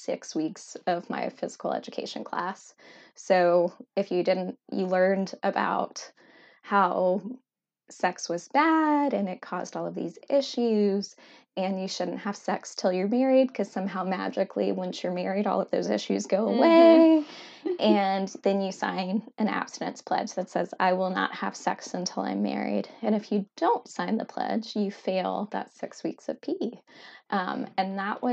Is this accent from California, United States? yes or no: no; South Louisiana, United States; where I grew up in South Louisiana